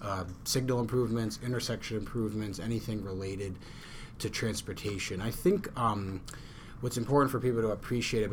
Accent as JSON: {"language": "English", "region": "Western Massachusetts", "country": "United States", "said": "I'm from Western Mass"}